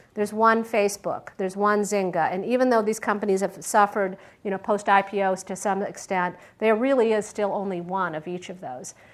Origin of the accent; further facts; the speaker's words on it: Michigan, United States; also born or lived in Pittsburgh, Pennsylvania; now in Silicon Valley, United States; I grew up in Michigan